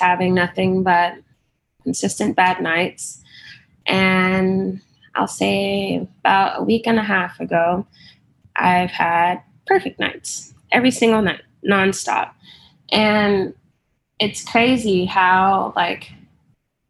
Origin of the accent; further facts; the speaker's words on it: Dallas, Texas, United States; I am from Dallas, Texas